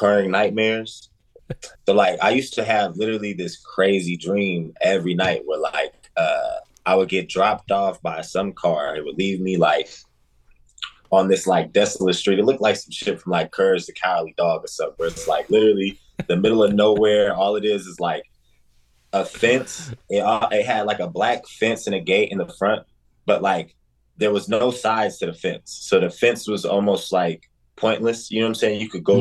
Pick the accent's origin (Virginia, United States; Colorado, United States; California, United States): Colorado, United States; Denver; now in Des Moines, United States; born and raised in Denver, Colorado, currently based in Des Moines, Iowa.